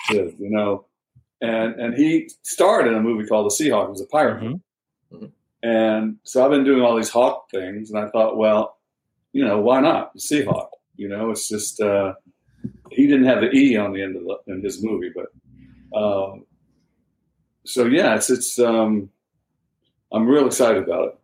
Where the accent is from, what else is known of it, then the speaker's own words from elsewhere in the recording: the South, United States; now in Charleston, United States; I'm from the South. My dad's from South Carolina.